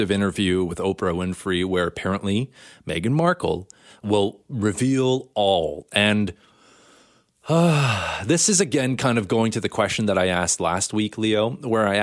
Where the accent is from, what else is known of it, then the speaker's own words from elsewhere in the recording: Canada; Canada, hey, the Queen is still on our money. You know, we come from as a British colony